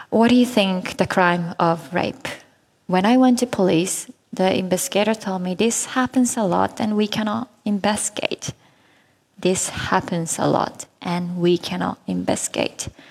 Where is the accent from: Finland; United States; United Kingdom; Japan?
Japan; in Japan, my home country